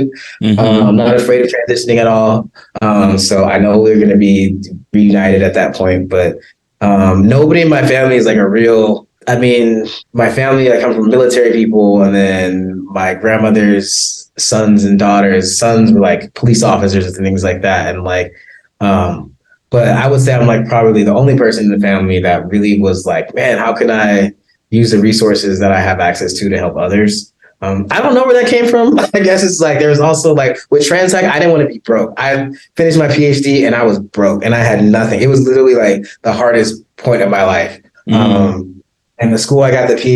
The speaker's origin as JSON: {"language": "English", "town": "Compton", "region": "California", "country": "United States", "tie": "born or raised there", "moved": "as an adult", "lives_now": "South Africa", "said": "I was born in Compton, born and raised, actually like the last generation of people actually born and raised in the city of Compton"}